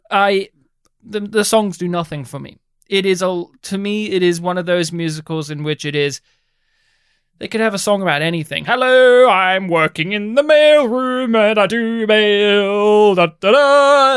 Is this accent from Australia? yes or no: yes; Australia; first language English; I'm more Australian than you.